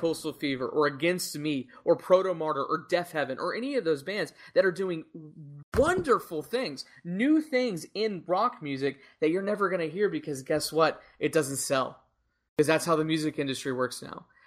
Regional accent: United States; our culture as American music fans

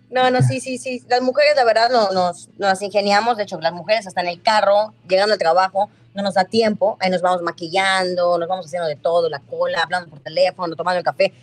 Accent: Mérida, Yucatán, Mexico; soy de Mérida

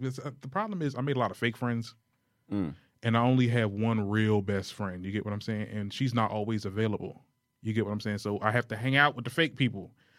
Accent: Trenton, New Jersey, United States; moved away as an adult; back home in Trenton or whatever. And I don't like my hometown.

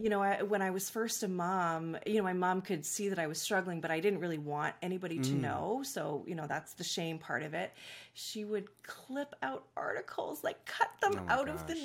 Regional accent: Vancouver, British Columbia, Canada; I grew up, I live in Vancouver, British Columbia, so nice. I'm Canadian. Born and raised here.

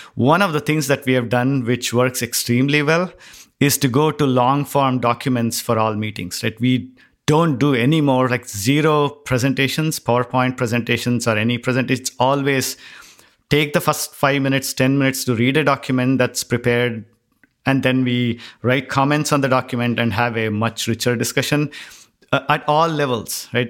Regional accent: India; moved away; growing up in India, it was always that you had to be in the top ten to get into the certain school

